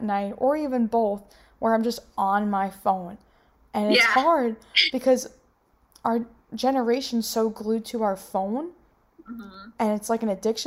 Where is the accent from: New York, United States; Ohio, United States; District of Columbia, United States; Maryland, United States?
New York, United States; I'm from New York